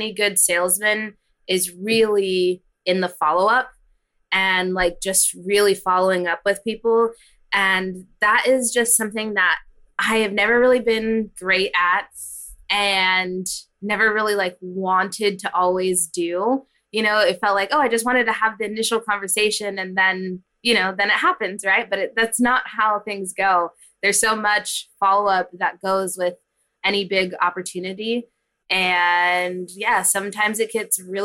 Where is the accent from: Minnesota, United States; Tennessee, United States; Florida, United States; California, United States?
California, United States; Hanford; I grew up in a small town called Hanford. It's in the Central Valley of California